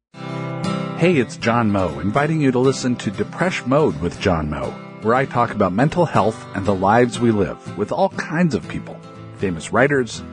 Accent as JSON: {"language": "English", "town": "Philadelphia", "region": "Pennsylvania", "country": "United States", "accent": "Philadelphia", "said": "my Philadelphia accent"}